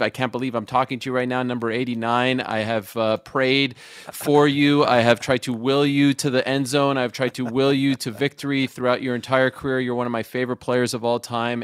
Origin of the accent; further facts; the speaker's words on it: Montreal, Quebec, Canada; also born or lived in Syracuse; I'm from Montreal, Quebec, Canada